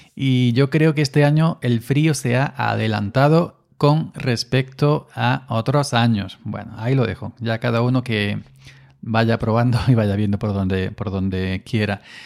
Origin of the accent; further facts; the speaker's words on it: Andalusia, Spain; parece más andaluz que yo